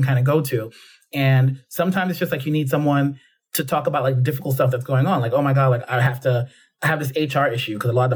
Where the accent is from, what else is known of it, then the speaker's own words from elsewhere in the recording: New York City, New York, United States; moved away as an adult; also born or lived in Jamaica / London, United Kingdom; now in United Kingdom; growing up in the Bronx